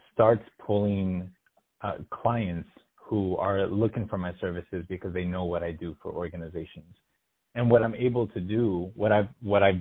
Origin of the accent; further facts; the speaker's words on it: United States; as an American